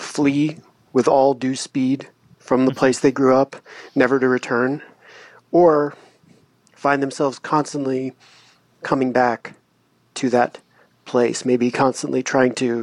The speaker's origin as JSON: {"language": "English", "area": "Monmouth County", "region": "New Jersey", "country": "United States", "tie": "born or raised there", "said": "I grew up in Monmouth County"}